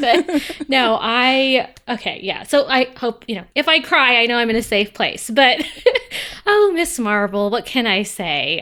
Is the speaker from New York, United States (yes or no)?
no; Ohio, United States; I'm from Ohio